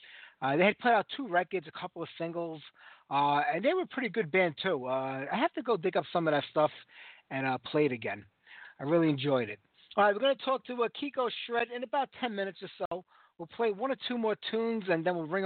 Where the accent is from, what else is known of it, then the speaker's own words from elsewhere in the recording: New York City, New York, United States; We had such an amazing metal scene here in New York, especially, you know, where I grew up in Brooklyn